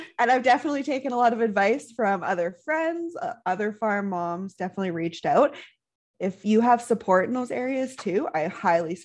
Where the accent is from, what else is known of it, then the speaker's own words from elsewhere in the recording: Canadian prairies, Canada; We are two Canadian prairie ladies raising babies, riding horses, and living the country life